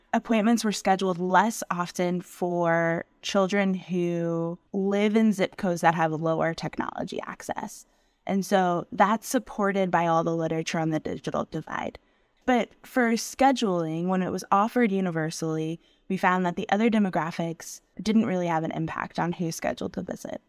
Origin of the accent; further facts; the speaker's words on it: Tampa, Florida, United States; moved away as an adult; also born or lived in Washington, D.C. / Pittsburgh; I was born and raised in Tampa, Florida, and the United States